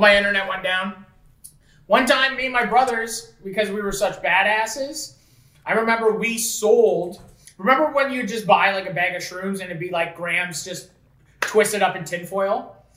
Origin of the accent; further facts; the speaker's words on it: Fort Erie, Ontario, Canada; we were from Fort Erie